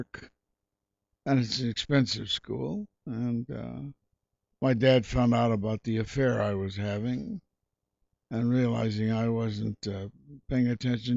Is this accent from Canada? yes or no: no; Kansas City, United States; moved away